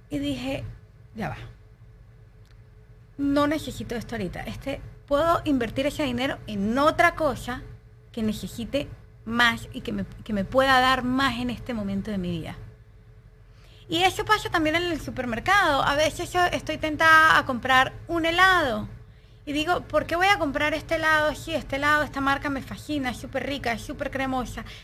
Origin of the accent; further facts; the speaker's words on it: Venezuela; moved away; yo me vine de Venezuela hace tres años y el primer año de mi vida yo no sabía, pero yo estaba viviendo un luto.